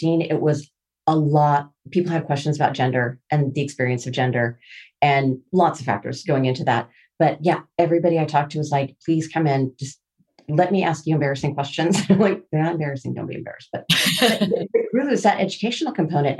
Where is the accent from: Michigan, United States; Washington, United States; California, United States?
Washington, United States; Seattle; I'm from Seattle